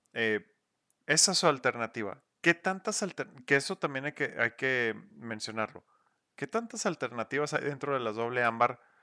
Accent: Mexico; Somos mexicanos haciendo cerveza mexicana

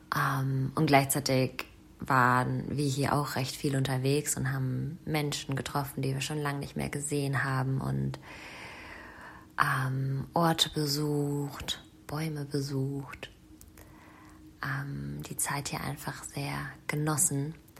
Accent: Germany; moved away; meine Heimat, die Rhön, meine Wurzeln

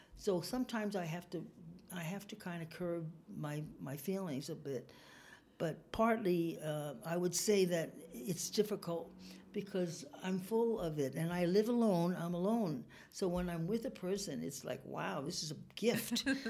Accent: New York, United States; also born or lived in California; now in Reno, United States; I came from New York

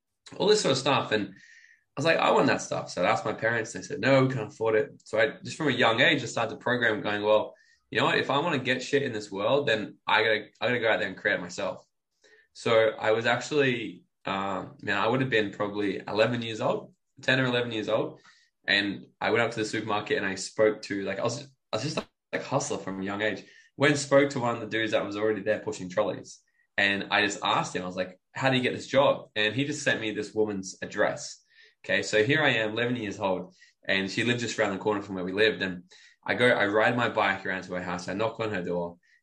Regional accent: Brisbane, Queensland, Australia; also born or lived in New South Wales / Gold Coast / Bali / Mexico; I was born in New South Wales, but like I don't have any memory of it. I was there for 2 years of my life. Okay, and then I pretty much grew up in Brisbane and then the Gold Coast my whole life

